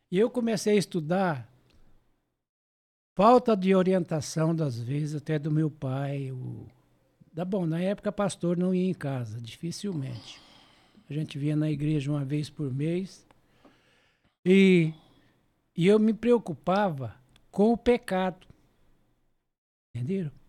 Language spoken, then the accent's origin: Portuguese; Rio Preto, São Paulo, Brazil; also born or lived in Monte Aprazível; Eu sou, eu sou registrado aqui